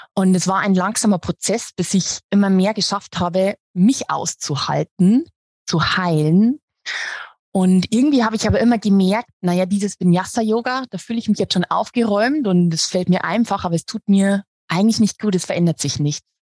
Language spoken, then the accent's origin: German; Regensburg, Bavaria, Germany; ich bin aus Regensburg, aus Bayern